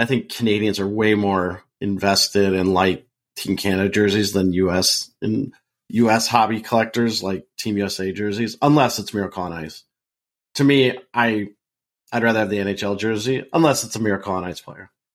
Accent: Portland, Oregon, United States; moved away; I'm originally from Portland

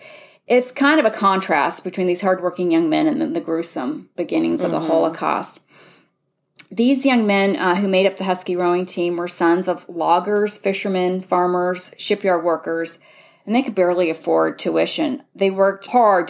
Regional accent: Seattle, Washington, United States; I come from Seattle

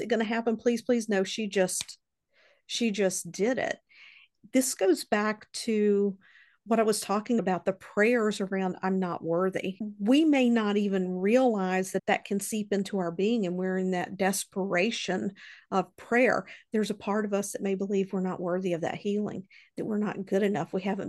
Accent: Southern United States, United States; I grew up in the Bible Belt, and I wasn't introduced into church on a regular basis until I was around 10 years old.

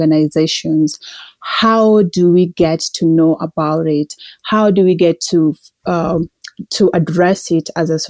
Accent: Kenya; moved away as an adult; now in Calgary, Canada; I'm originally from Kenya. I moved to Calgary in 2012.

